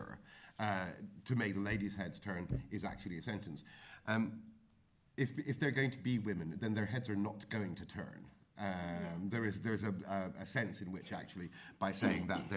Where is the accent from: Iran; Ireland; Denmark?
Ireland; growing up in Ireland in the 70s